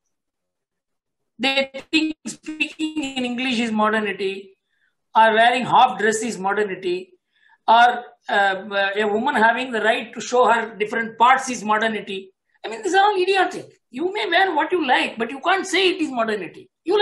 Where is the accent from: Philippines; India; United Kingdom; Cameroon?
India